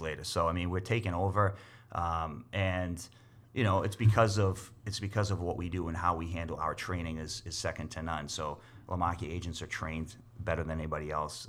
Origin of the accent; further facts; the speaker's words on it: Boston, Massachusetts, United States; also born or lived in Leominster, Massachusetts; now in Winchendon, United States; I was born and raised in Boston.